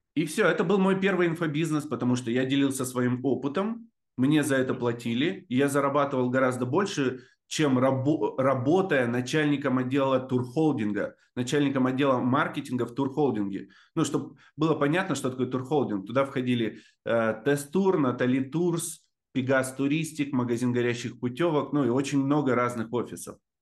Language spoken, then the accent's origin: Russian; Novobureysky, Amur Oblast, Russia; also born or lived in Blagoveshchensk; Я родился в Амурской области, там есть поселок Новобурейский называется